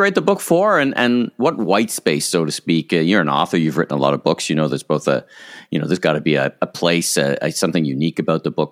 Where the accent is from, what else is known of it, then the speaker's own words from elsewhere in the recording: Ottawa, Ontario, Canada; now in Toronto, Canada; I'm from Ottawa originally, which is of mm. course an even colder place